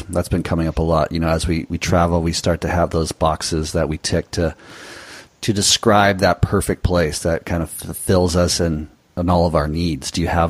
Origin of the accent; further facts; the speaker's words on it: Southern California, United States; moved away as an adult; also born or lived in Nicaragua; we came from Southern California, we are familiar with Spanish culture and the language to a certain extent.